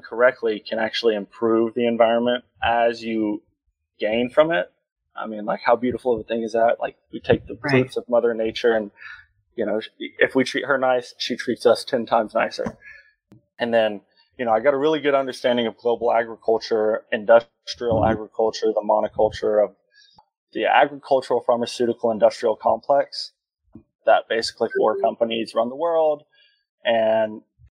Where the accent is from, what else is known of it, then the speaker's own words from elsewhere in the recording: Texas, United States; from Texas, seventh generation. Grew up on a farm out here